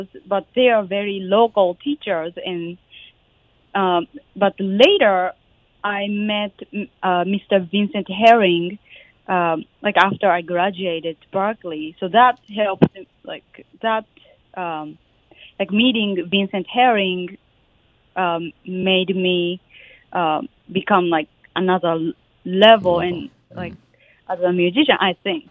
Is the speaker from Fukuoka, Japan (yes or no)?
no; Sapporo, Hokkaido, Japan; moved away; I'm from Sapporo, Japan